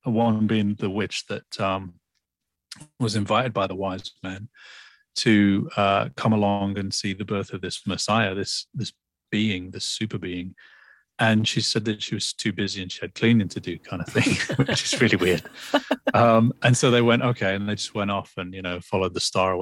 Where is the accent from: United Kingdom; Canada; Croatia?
United Kingdom; Lytham St Annes, North West England; also born or lived in Liverpool; my hometown in England. I, at the age of 10 years old, I was born in Liverpool, but at 10 years old, I moved to the northwest of England in a little town called Lytham St. Anne's